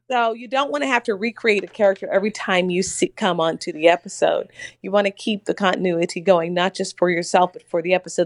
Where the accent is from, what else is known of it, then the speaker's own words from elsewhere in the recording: Mississippi, United States; also born or lived in Tennessee; now in New York, United States; As you know, I'm from Mississippi